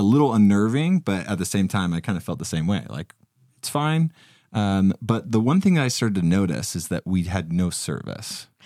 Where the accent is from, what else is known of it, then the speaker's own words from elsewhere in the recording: Utah, United States; I'm from Utah, so I deal with a lot of snow